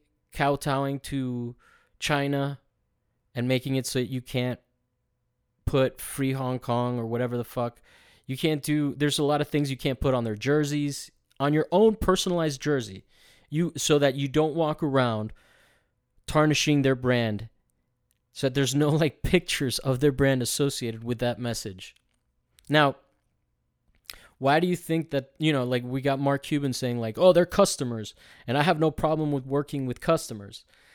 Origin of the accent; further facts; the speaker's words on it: Italy; well, in reality, I grew up not really following soccer, just being in its shadow in a culture because I grew up in Italy.